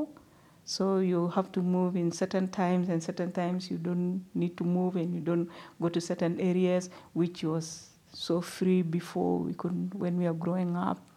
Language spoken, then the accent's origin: English; South Sudan; moved away as an adult; also born or lived in Uganda; now in Perth, Australia; I'm originally from South Sudan.